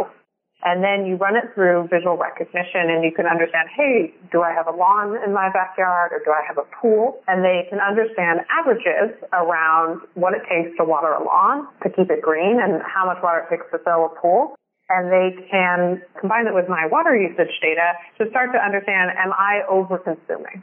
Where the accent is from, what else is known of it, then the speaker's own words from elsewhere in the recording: California, United States; my home state of drought-stricken California